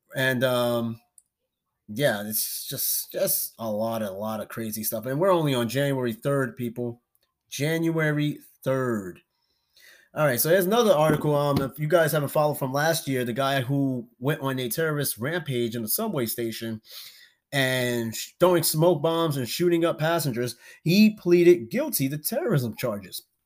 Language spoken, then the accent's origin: English; New York, United States; I'm from New York.